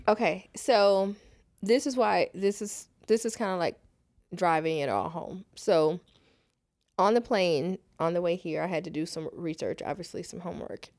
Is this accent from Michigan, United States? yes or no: no; Houston, Texas, United States; Born and raised in Houston